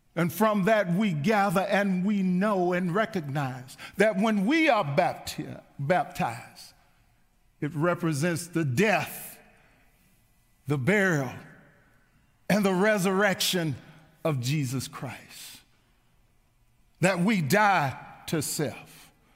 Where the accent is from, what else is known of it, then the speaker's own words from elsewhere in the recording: Mount Juliet, Tennessee, United States; As a little boy growing up on Lowell Grove here in Mount Juliet